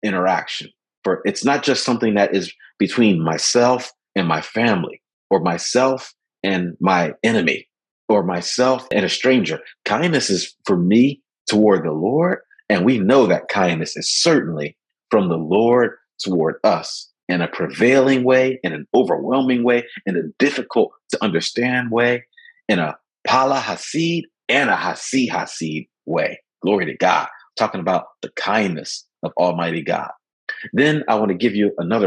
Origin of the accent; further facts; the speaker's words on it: Philadelphia, Pennsylvania, United States; I grew up in Philadelphia. When I grew up and where I was raised in West Philadelphia